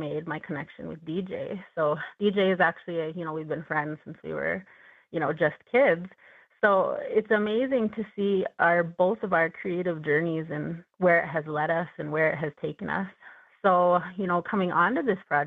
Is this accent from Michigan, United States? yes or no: no; Mandan Hidatsa Arikara Nation, North Dakota, United States; I grew up here in North Dakota, Mandan Hidatsa Arikara Nation.